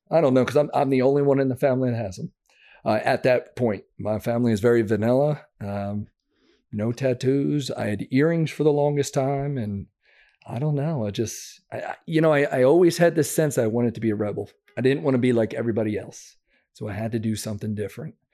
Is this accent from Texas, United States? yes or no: no; Downingtown, Pennsylvania, United States; I grew up just outside of Philadelphia, Pennsylvania, called Downingtown, Pennsylvania.